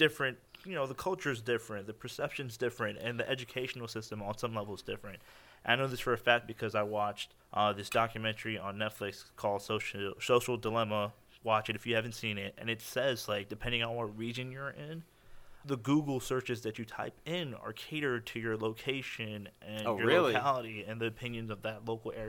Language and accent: English; United States; like me and my brother, you know, we moved here. We weren't born here, but we were raised in the U.S., right?